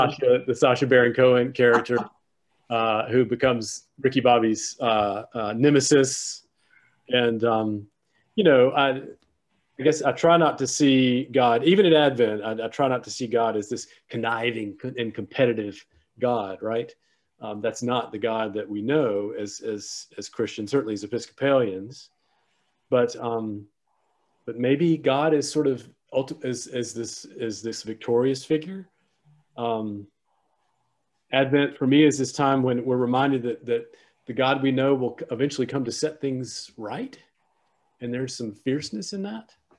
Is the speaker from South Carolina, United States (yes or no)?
yes; South Carolina, United States; moved away as an adult; also born or lived in Austin, Texas; I grew up in South Carolina, but I'm, I am a priest of this diocese